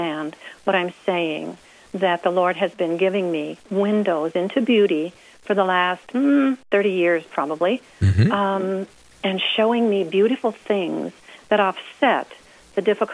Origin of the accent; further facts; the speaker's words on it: about 30 miles south of St. Louis, Missouri, United States; moved away as an adult; also born or lived in Leavenworth, Kansas; I was born and raised in Missouri, about 30 miles south of St. Louis